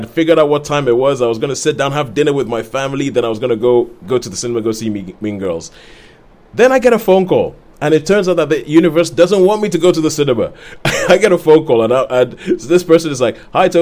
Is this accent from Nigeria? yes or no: yes; Nigeria; moved away; when I was growing up in Nigeria